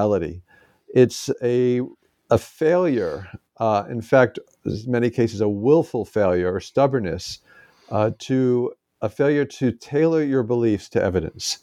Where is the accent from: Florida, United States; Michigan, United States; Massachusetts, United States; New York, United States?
New York, United States; Roslyn; moved away as an adult; also born or lived in St. Louis, Missouri; now in Madison, Wisconsin, United States; I was born in New York City and grew up in Roslyn, Long Island.